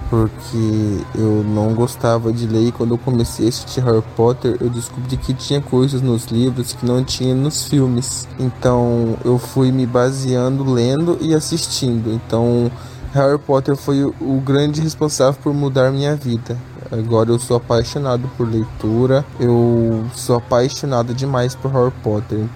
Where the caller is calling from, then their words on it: Sinop, Mato Grosso, Brazil; sou da cidade de Sinop, Mato Grosso